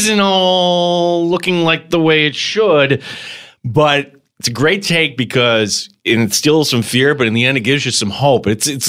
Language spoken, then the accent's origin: English; Binghamton, New York, United States; I've been to Rochester many a times. Growing up in Binghamton, we thought of Rochester as Paris